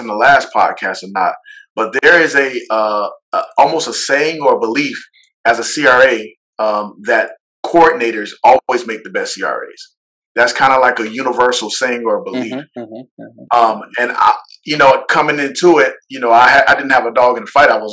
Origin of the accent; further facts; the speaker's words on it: Orlando, Florida, United States; moved away; I'm originally from Orlando